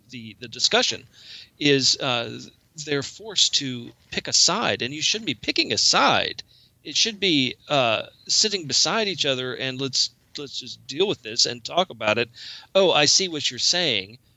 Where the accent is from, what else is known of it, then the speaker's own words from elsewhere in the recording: Pennsylvania, United States; protesting in uh, Pennsylvania.